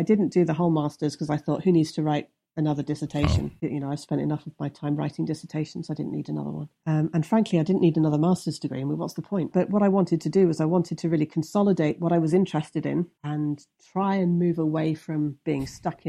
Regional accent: Midlands, United Kingdom; I'm not from London. I'm from the Midlands. So if you think about the centre of England and the two bits that stick out, one of which is Norfolk and the other is Wales, sort of in the centre, that's the bit I'm from.

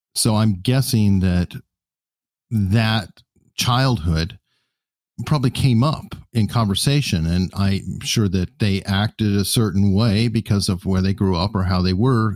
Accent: United States; I'm so American

